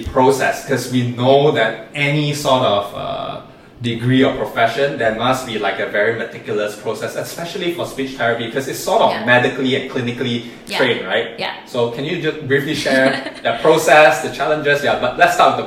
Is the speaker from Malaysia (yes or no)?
yes; Malaysia; also born or lived in Singapore; it's so proud being Malaysian in Singapore